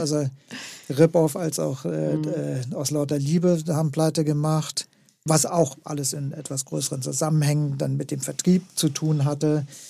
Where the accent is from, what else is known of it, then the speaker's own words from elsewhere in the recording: West Germany, Germany; als, als Westdeutscher